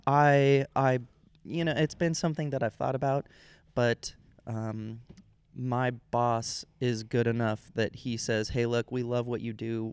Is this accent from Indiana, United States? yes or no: no; Sacramento, California, United States; I am from California